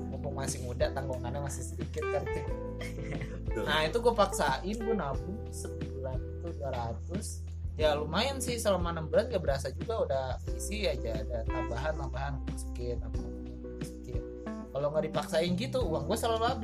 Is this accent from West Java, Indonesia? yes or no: yes; Bekasi, West Java, Indonesia; gue dari Bekasi bawa beras loh